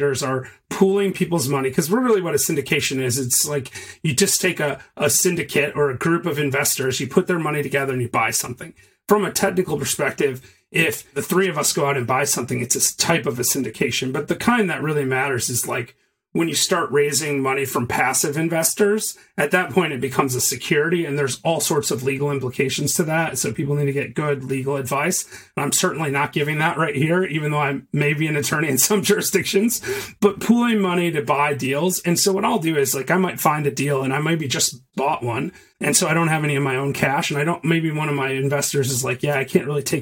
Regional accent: Michigan, United States; moved away as an adult; now in Chattanooga, United States; I'm from Michigan.

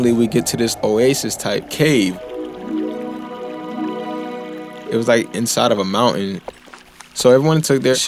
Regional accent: South Carolina, United States; I'm a second class engine man in the United States Navy, and I'm from South Carolina

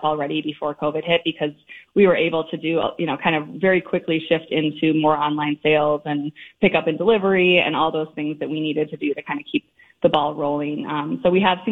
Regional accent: Twin Cities area, Minnesota, United States; I grew up in the Twin Cities area

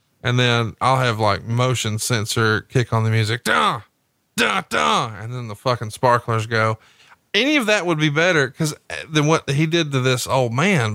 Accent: Alabama, United States; I'm from Alabama

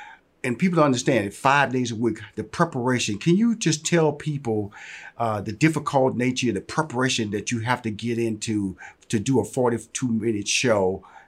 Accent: Houston, Texas, United States; I'm a Texas boy, born and raised in Houston, Texas.

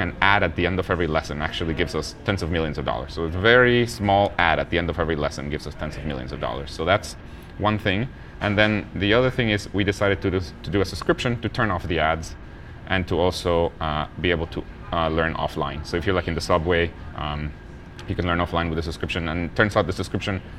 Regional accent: Guatemala; where I'm from. I was born in Guatemala.

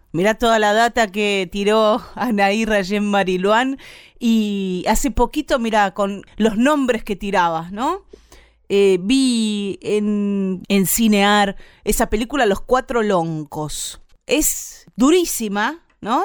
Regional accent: Bahía Blanca, Buenos Aires Province, Argentina; soy de Bahía Blanca, así que imagínate si, si tendré cotidianidad con integrantes de, del pueblo mapuche, con la cantidad de abuelas que viven ahí en mi ciudad

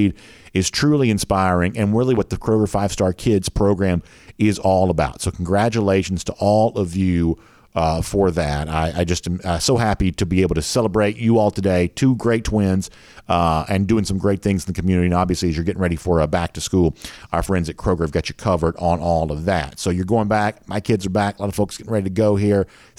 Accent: Gainesville, Georgia, United States; my hometown of Gainesville, Georgia

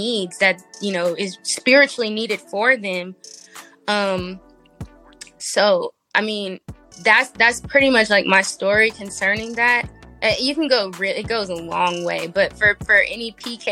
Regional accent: Las Vegas, Nevada, United States; I'm from Vegas. So, yeah. West Coast all the way

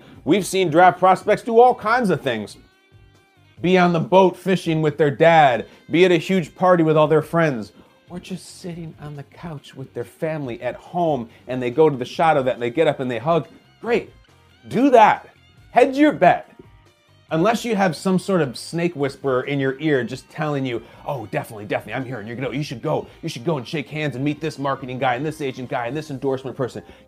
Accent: Chicago, Illinois, United States; my hometown, the Chicago Bears

